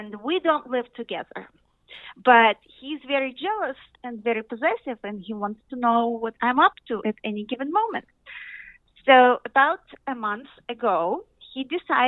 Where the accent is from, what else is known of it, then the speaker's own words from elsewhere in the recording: Russia; English is a second language; moved away; I'm from Russia originally.